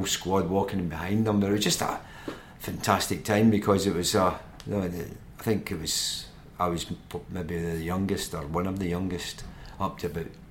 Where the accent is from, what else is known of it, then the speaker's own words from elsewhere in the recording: Scotland, United Kingdom; being a Scotsman